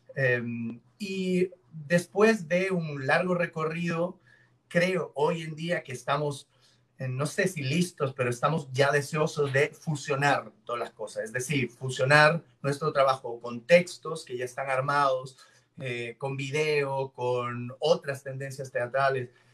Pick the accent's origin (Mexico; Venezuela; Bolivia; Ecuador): Ecuador; Cuenca, Azuay; now in Guayaquil, Ecuador; Yo no soy oriundo de Guayaquil, yo nací en Cuenca, yo nací en la montaña.